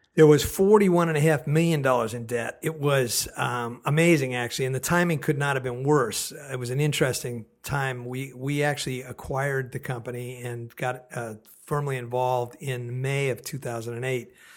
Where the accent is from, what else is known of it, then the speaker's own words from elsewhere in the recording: Oakland, California, United States; also born or lived in San Francisco, California; now in Portland, United States; I'm from Oakland, California, born and raised.